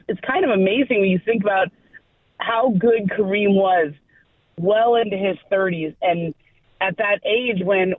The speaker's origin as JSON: {"language": "English", "town": "Los Angeles", "region": "California", "country": "United States", "tie": "born or raised there", "said": "I grew up in LA, so I grew up on the Showtime Lakers."}